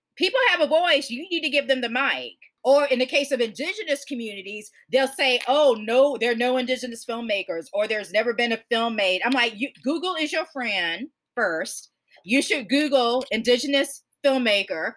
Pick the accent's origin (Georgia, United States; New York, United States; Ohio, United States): Georgia, United States; born or raised there